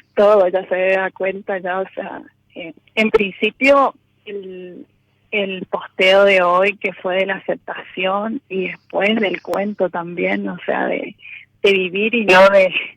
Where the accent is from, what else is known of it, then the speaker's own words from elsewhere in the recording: Mercedes, Corrientes, Argentina; De Mercedes Corrientes